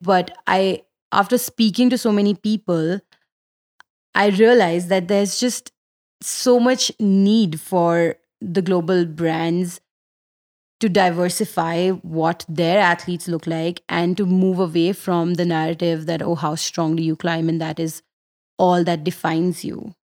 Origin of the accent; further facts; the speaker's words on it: Delhi, India; I'm from Delhi